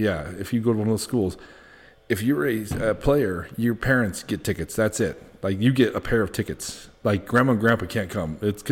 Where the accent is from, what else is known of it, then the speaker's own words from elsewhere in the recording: Pueblo, Colorado, United States; moved away; I'm from Pueblo, originally.